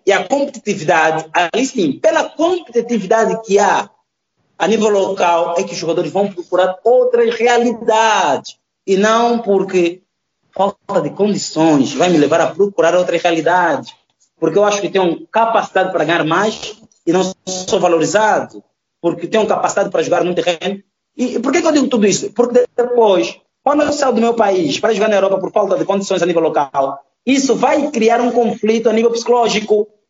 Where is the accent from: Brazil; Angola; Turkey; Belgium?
Angola; Luanda, Luanda Province; eu nasci em Luanda e sou de Luanda. Porque eu cresci, desenvolvi, tenho os hábitos e costumes do luandense.